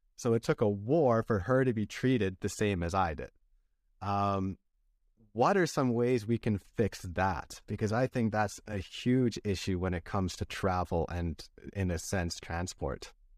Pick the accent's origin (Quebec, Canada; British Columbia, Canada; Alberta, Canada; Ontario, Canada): British Columbia, Canada; a town near Vancouver; where I grew up in Vancouver, British Columbia, well, I grew up in a town close to there, which was five hours away